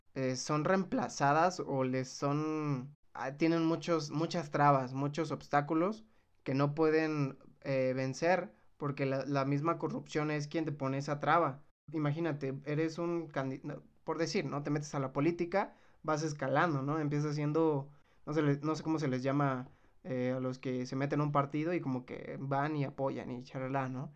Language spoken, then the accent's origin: Spanish; Mexico